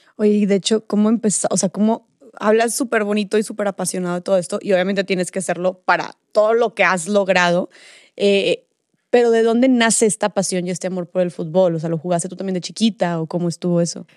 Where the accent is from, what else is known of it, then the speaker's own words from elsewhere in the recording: Monterrey, Nuevo León, Mexico; yo soy de Monterrey